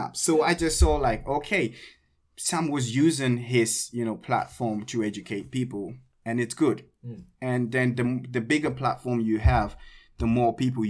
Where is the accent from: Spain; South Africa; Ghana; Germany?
Ghana; English is a second language; now in South Korea; I'm from Ghana